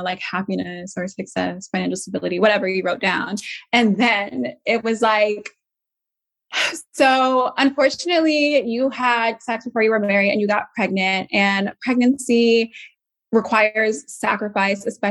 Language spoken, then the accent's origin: English; Atlanta, Georgia, United States; I'm from Atlanta, Georgia.